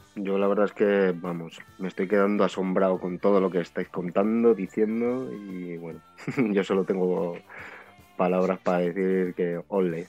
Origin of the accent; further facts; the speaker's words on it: Palencia, Castile and León, Spain; now in Madrid, Spain; yo vivo aquí en Madrid, pero soy de Palencia